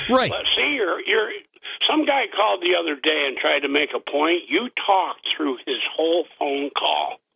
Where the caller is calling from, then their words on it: Vestal, New York, United States; from Vestal.